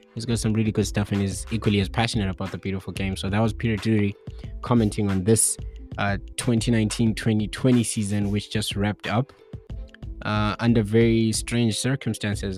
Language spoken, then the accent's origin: English; Bulawayo, Zimbabwe; I hail from Bulawayo